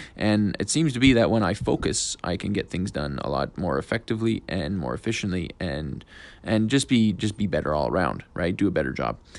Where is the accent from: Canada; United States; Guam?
Canada; Fort McMurray, Alberta; now in Edmonton, Canada; I was born in Fort McMurray